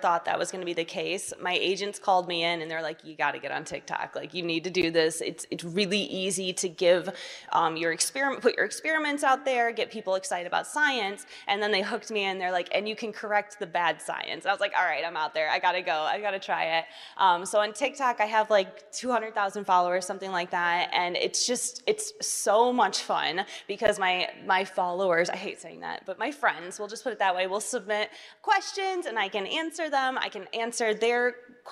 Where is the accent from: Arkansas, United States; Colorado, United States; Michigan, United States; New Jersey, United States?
Michigan, United States; Portage; moved away; I'm a small town girl from Michigan. I'm from Portage, Michigan, which is a suburb of the big city Kalamazoo